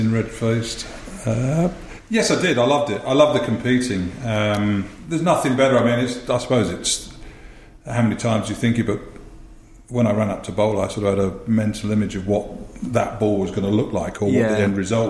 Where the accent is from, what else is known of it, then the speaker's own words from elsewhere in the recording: Harrow, London, United Kingdom; also born or lived in Lancashire / Pinner; always lived in Harrow